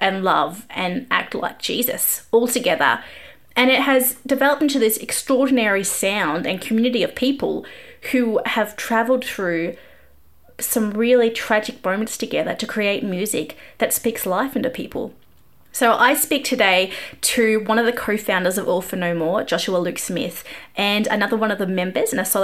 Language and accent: English; Australia; I'm Australian